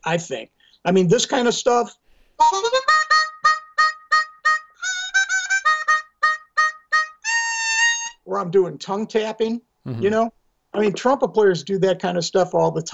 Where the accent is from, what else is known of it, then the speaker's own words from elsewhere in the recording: outside of Milwaukee, Wisconsin, United States; I grew up outside of Milwaukee, which is only 90 miles from Chicago.